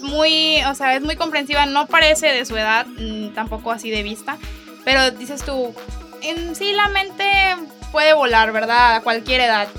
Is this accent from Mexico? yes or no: yes; Mexico